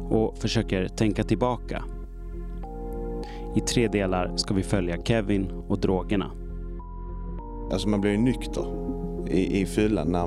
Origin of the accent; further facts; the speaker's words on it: outside Malmö, Skåne, Sweden; I barndomen i en mindre skånsk by för mer än 40 år sedan. Jag är uppväxt utanför Malmö.